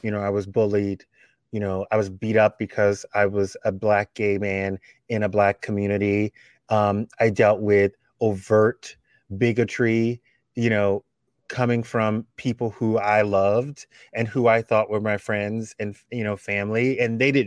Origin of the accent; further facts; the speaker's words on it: South Louisiana, United States; I'm from South Louisiana